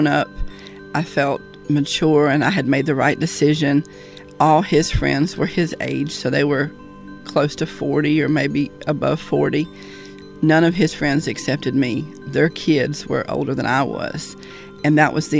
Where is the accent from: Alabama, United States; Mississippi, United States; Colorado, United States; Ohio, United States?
Alabama, United States; Oxford; I was raised in North Alabama, Oxford, close to Fort McClellan